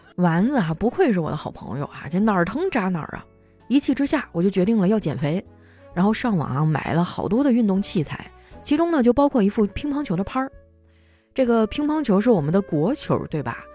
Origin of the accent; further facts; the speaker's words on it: Northeast China, China; moved away; 作为一个东北人哈，我对自己的酒量还是挺自信的